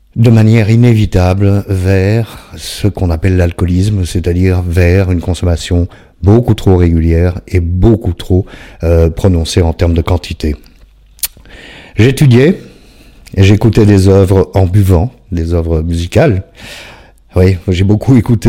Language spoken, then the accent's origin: French; Belgium; je suis belge.